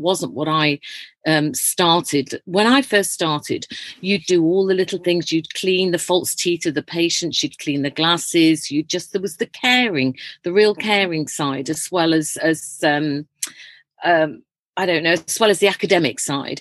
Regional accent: Leeds, Yorkshire and the Humber, United Kingdom; I was born in Leeds, and my parents ran an old people's home. So we lived in this massive house

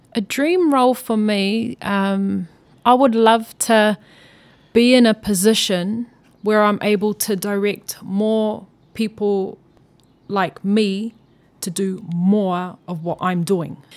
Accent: Auckland, New Zealand; growing up in South Auckland, I was living in Mangere East

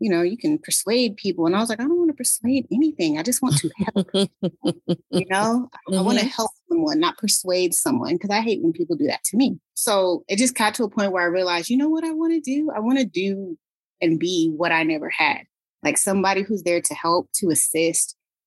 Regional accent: San Diego, California, United States; also born or lived in Ohio / Twentynine Palms, California; I'm originally from San Diego, California

